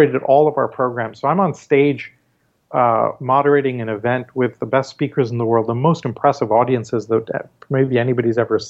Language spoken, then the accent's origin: English; Canada; also born or lived in Mumbai, India; Growing up in Canada, and doing my schooling there